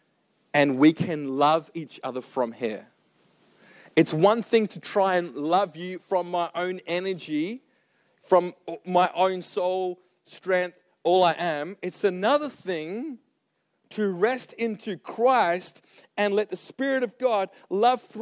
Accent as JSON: {"language": "English", "town": "Serpentine", "region": "Western Australia", "country": "Australia", "said": "I'm from Serpentine. We live on a farm."}